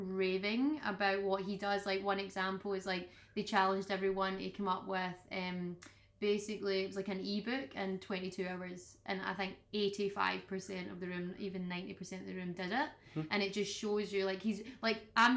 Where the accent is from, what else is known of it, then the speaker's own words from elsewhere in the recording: Scotland, United Kingdom; being Scottish that it just being in Scotland and being from Scotland